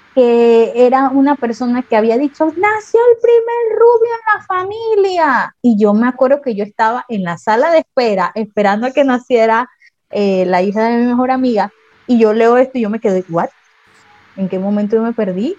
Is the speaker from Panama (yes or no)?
yes; Panama; como buena panameña yo tengo de todos lados